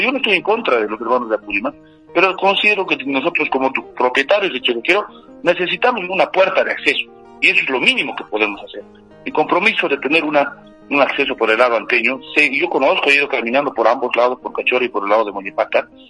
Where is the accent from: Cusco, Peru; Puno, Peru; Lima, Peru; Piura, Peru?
Cusco, Peru; Anta; mi esposa también es anteña